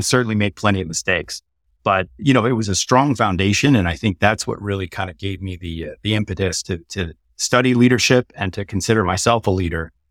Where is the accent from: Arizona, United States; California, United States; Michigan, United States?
Michigan, United States; Detroit; also born or lived in Massachusetts / Silicon Valley; now in Austin, United States; I was born in Detroit, Michigan, and, uh, both of my parents were entrepreneurs